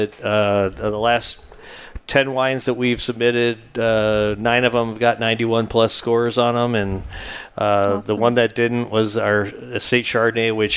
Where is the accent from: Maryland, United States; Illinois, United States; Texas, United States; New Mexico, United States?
Illinois, United States; Chicago; now in Templeton, United States; I'm from Chicago.